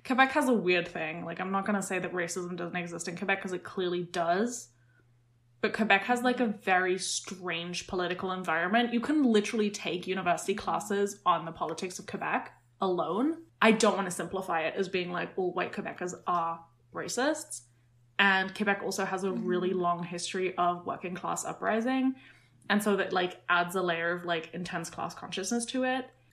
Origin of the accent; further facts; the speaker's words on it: United Kingdom; as a British person now